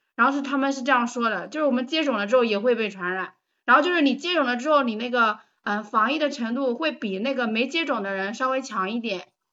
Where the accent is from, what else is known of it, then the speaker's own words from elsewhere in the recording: Taizhou, Jiangsu, China; 我来自江苏，江苏泰州